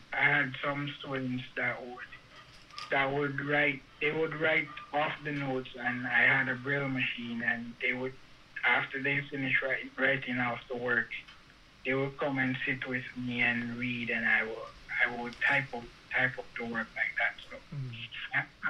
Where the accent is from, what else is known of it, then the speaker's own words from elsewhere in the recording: Antigua & Barbuda; now in United States; I was born in Antigua